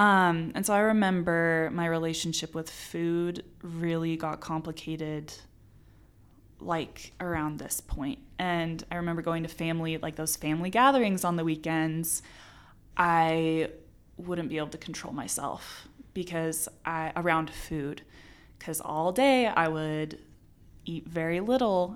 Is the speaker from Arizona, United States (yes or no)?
yes; Arizona, United States; moved away as an adult; now in Utah, United States; was born and raised in Arizona.